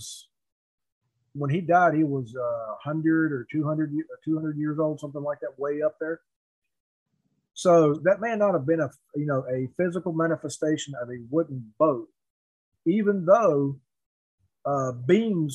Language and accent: English; United States; I was born on the Cherokee Reservation.